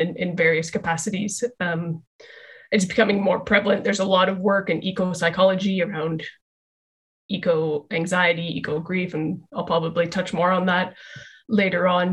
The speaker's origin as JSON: {"language": "English", "town": "Calgary", "region": "Alberta", "country": "Canada", "tie": "born or raised there", "said": "I'm from Calgary in Canada, uh, which is very close to the Rocky Mountains"}